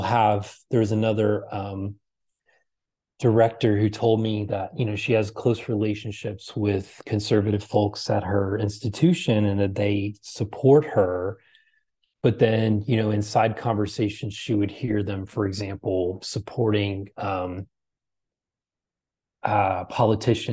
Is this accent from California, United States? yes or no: no; Texas, United States; I'm from the South, you know, I'm from Texas.